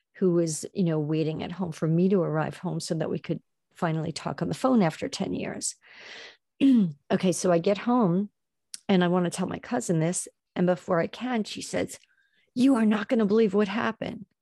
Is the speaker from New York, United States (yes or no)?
yes; Long Island, New York, United States; now in New York City, United States; I grew up on Long Island. I'm in the city now